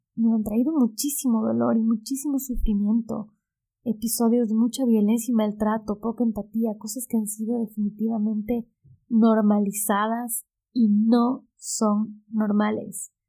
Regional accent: Ecuador; moved away as an adult; now in Buenos Aires, Argentina; Soy ecuatoriana.

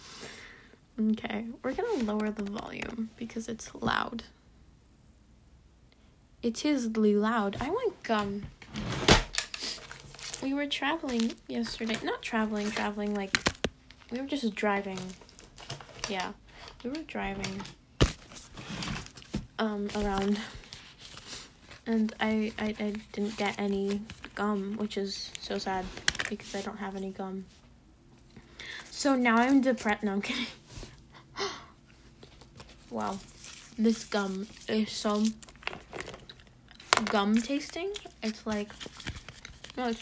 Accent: United States; We're American.

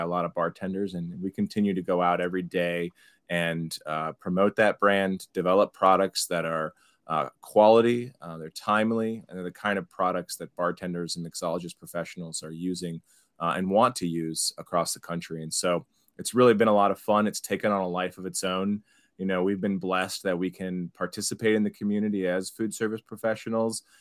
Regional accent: Cincinnati, Ohio, United States; moved away as an adult; also born or lived in New York City; I'm from Cincinnati originally.

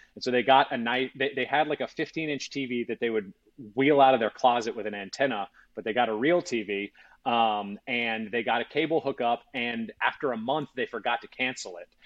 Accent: Baton Rouge, Louisiana, United States; moved away as an adult; also born or lived in Georgia; I was from Baton Rouge and then went to Georgia

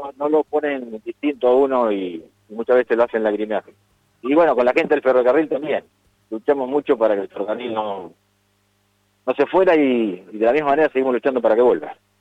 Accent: Argentina; como argentinos

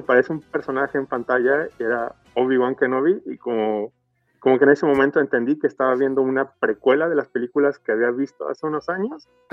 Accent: Mexico; soy de México

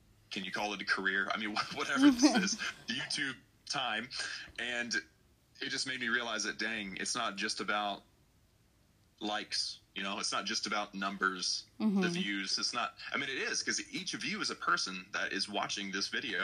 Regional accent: Texas, United States; I'm from Texas.

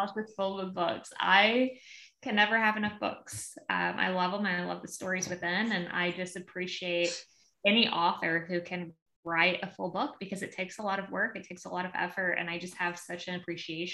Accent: Southern Missouri, United States; also born or lived in Illinois; now in Nashville, United States; Currently, we are living outside of Nashville, but I am originally from Southern Missouri, and then most recently lived in Illinois. So Midwest, United States girl

